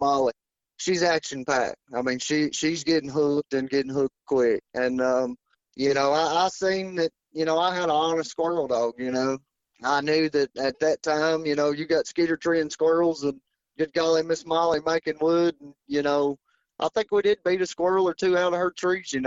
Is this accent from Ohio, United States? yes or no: no; North Carolina, United States; I'm from North Carolina